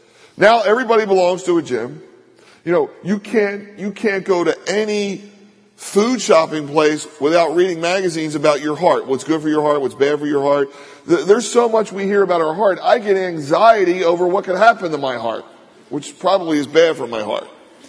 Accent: Philadelphia, Pennsylvania, United States; When I was a kid, I grew up in Philadelphia in a row home.

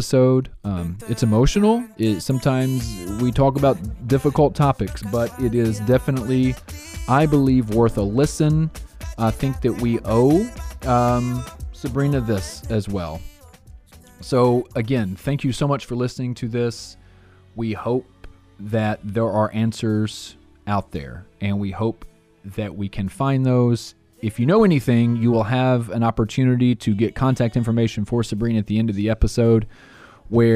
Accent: Jackson, Tennessee, United States; born and raised in Jackson, like myself

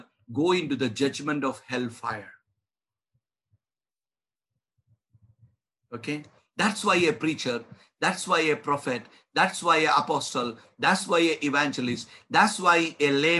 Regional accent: India; I'm an Indian. I'm an Indian pastor

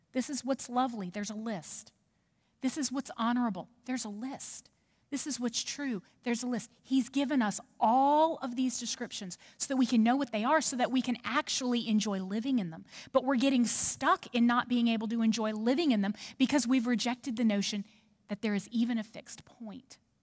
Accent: New Orleans, Louisiana, United States; now in Knoxville, United States; I'm from New Orleans. So i have got feisty Cajun in me.

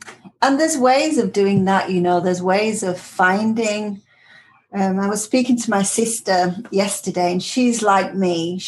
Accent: Singapore; born there; I was born in Singapore.

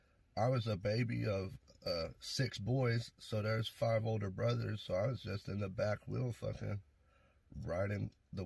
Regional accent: Aloha, Oregon, United States; also born or lived in Idaho / Forest Grove, Oregon; So Forest Grove when I was a kid, and then we moved to Aloha when I was like four.

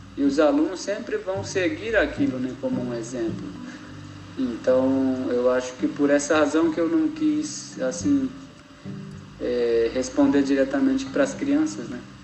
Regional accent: Viamão, Rio Grande do Sul, Brazil; moved away; eu sou natural de, do Rio Grande do Sul, né? De Viamão, nasci na aldeia do Cantagalo

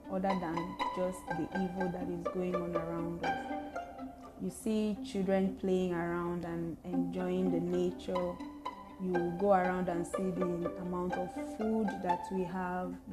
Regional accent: Nigeria; you say you're Nigerian

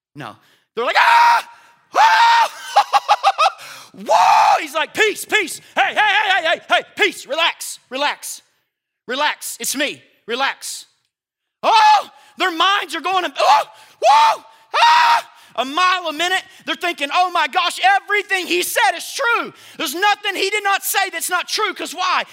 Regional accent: United States; It's called being an American. And I'm proud to be one

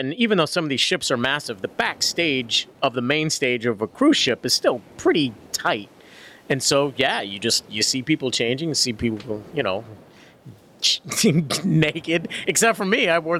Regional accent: Worcester, Massachusetts, United States; born or raised there

